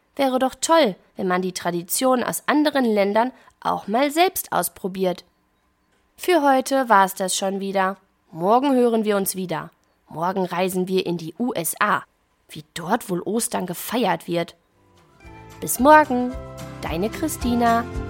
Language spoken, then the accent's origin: German; Germany; bei uns in Deutschland